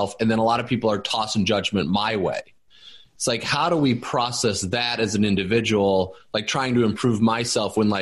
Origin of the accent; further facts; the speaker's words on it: Indiana, United States; I grew up in Indiana